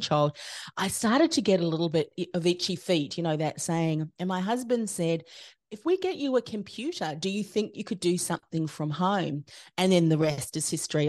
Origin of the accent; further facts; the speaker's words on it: New Zealand; moved away as an adult; now in Australia; I came from New Zealand.